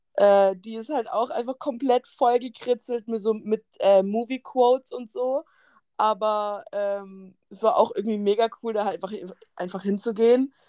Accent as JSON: {"language": "German", "country": "Germany", "said": "Wir sind aus Deutschland"}